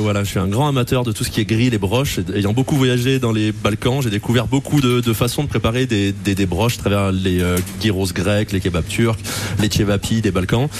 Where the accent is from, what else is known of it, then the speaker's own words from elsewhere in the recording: Apinac, Auvergne-Rhône-Alpes, France; je suis originaire d'Apinac comme lui